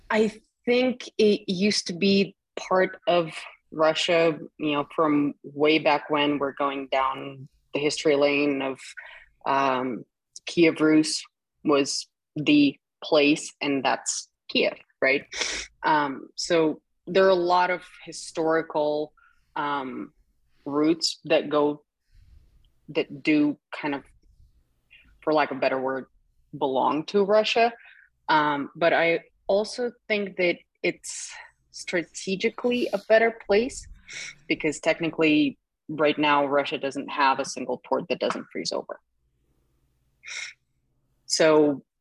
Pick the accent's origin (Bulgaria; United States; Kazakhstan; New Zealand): Kazakhstan; born or raised there; English is a second language